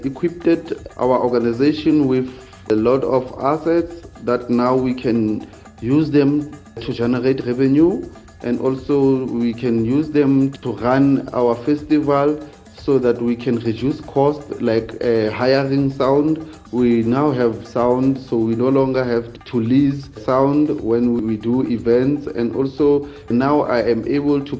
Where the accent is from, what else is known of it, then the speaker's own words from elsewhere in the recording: Phuthaditjhaba, Free State, South Africa; from Kwakwaphuthadichaba, Free State, deep down in the Drakensberg Mountain.